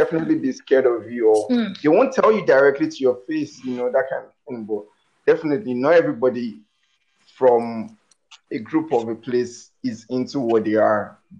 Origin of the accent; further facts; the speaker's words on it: Nigeria; moved away; I tell someone I'm from Nigeria